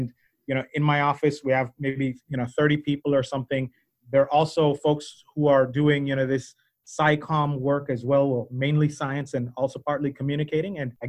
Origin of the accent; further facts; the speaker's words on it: Belize; You might not be able to tell from my accent. I'm actually originally from Belize, and so that's one thing.